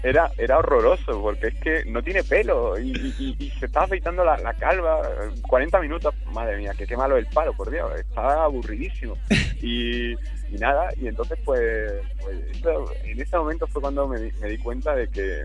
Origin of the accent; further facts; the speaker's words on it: Jaén, Andalusia, Spain; es de Jaén, de donde soy yo.